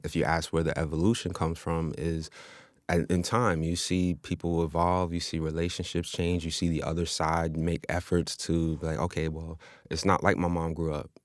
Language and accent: English; New York City, New York, United States; born and raised in Queens.